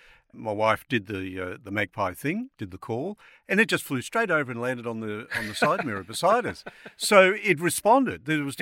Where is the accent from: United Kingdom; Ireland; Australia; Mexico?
Australia; Brisbane, Queensland; I grew up in Brisbane, your part of the world as well